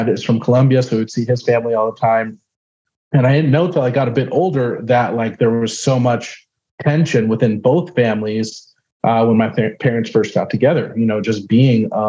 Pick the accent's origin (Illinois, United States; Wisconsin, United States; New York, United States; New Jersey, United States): New York, United States; moved away; being from New York, Northeast